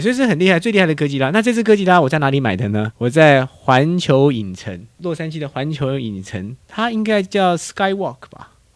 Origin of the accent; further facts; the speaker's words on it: Taiwan; 我小时候在台湾有看过，它叫做 Adam West